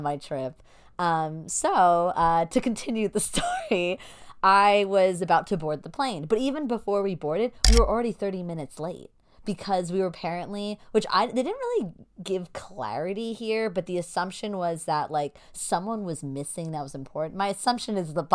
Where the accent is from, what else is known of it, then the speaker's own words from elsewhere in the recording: New York, United States; We're New Yorkers.